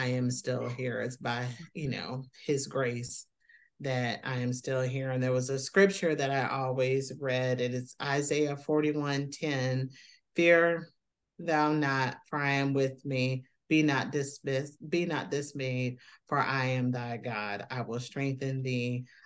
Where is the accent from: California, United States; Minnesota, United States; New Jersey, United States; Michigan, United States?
Michigan, United States; South Haven; I am from South Haven, Michigan, a little town